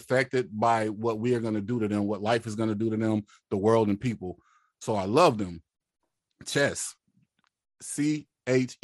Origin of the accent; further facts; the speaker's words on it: West Coast, United States; also born or lived in Mississippi; now in San Diego, United States; I was born in the South and I was raised in the West